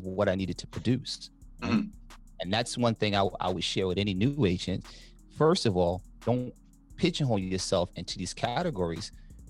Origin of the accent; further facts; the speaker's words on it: Harlem, New York, United States; now in New Jersey, United States; I came into the game, decided that I wanted to dominate the black community when I came from Harlem.